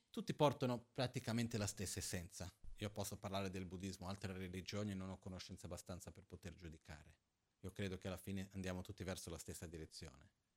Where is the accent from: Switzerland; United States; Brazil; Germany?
Brazil; Io sono brasiliano